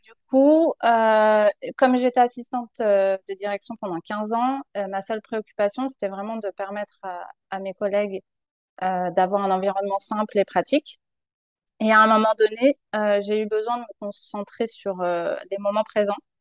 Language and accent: French; France; moved away as an adult; also born or lived in Paris region; now in British Columbia, Canada; Je suis originaire de France